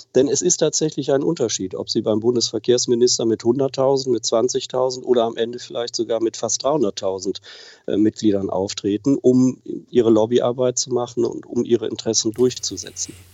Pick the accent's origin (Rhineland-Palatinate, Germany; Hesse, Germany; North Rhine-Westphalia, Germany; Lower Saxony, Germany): North Rhine-Westphalia, Germany; Wipperfürth; ich wohne tatsächlich seit Beginn an im Oberbergischen in Wipperfürth